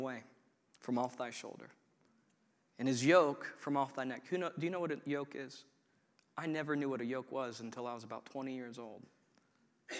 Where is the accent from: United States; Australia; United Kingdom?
United States; Coshocton, Ohio; I was raised in Coshocton